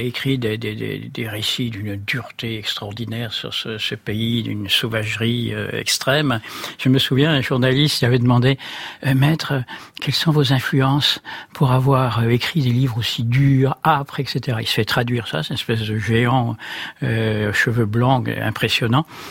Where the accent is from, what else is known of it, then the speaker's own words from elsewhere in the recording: Brittany, France; du pays d'où je venais, de, ce bord de Bretagne